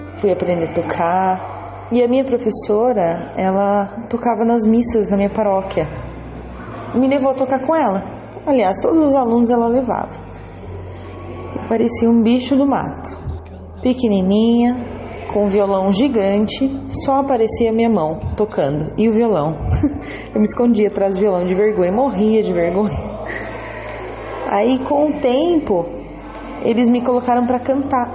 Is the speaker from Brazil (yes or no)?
yes; Bragança Paulista, São Paulo, Brazil; eu sou de Bragança Paulista, São Paulo